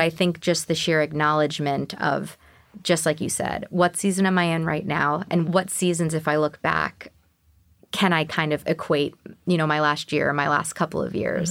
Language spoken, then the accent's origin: English; New York, United States; also born or lived in Houston; I'm a New Yorker